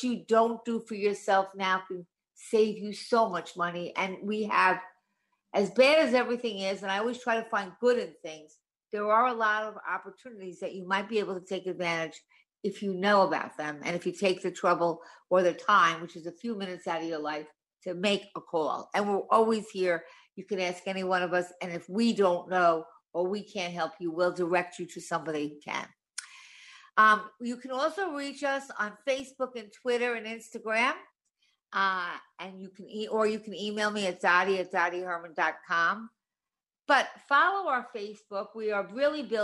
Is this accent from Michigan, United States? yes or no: no; Long Island, New York, United States; now in New York City, United States; I was originally from Long Island